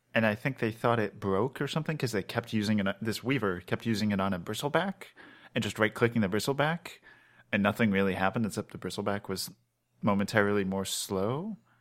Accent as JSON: {"language": "English", "region": "Maryland", "country": "United States", "said": "I'm from Maryland, so, like, I know, like, they do crabs a lot"}